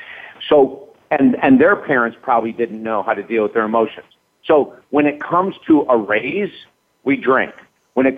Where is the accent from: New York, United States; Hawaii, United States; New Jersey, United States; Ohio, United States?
New York, United States; Syracuse; I was raised in Syracuse, New York.